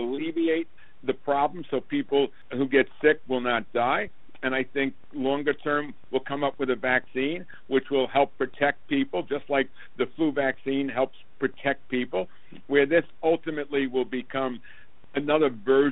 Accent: Long Island, New York, United States; also born or lived in Brooklyn; I was born in Brooklyn and grew up mostly on Long Island

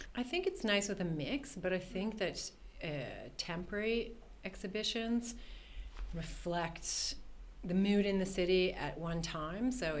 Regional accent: Toronto, Ontario, Canada; moved away as an adult; now in Sweden; I grew up in Toronto, which is basically landlocked.

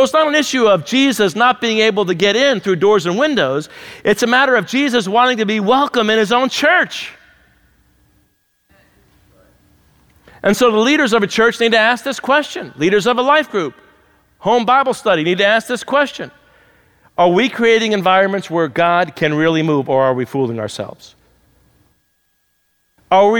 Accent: New Jersey, United States; now in Pennsylvania, United States; I'm from New Jersey

